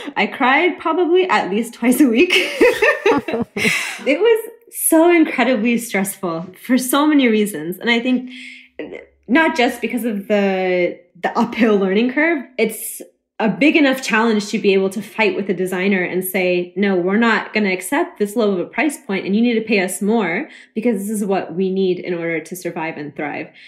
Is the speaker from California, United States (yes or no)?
no; Oklahoma, United States; moved away as an adult; now in Chicago, United States; someone who was born and raised in Oklahoma